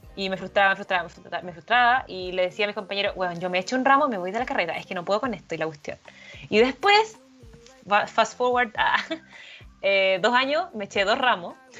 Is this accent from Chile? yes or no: yes; La Serena, Coquimbo, Chile; yo soy de La Serena